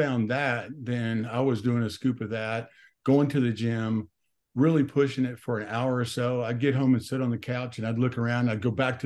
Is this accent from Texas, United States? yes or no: yes; Dallas, Texas, United States; I am from Dallas, Texas